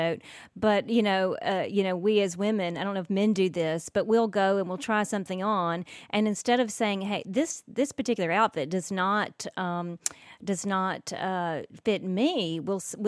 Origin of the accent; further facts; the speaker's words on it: the South, United States; growing up in the South